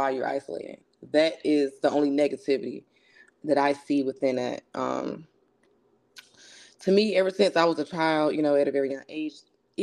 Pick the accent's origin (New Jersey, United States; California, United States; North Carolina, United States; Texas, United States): North Carolina, United States; I'm from North Carolina. And yeah, I'm from a good Southern family.